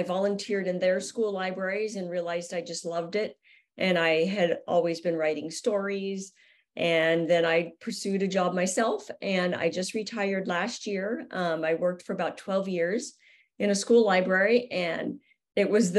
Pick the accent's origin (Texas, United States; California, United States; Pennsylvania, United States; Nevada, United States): California, United States; Southern; growing up in Southern California, I knew about skateboarding. It's everywhere here